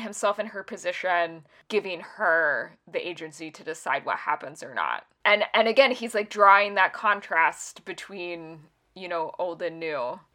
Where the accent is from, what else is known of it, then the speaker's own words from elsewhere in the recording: United States; as an American